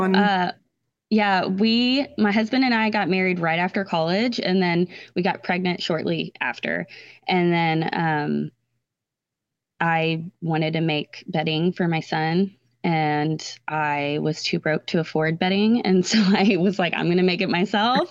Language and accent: English; Texas Hill Country, United States; I grew up in Texas, um, in the hill country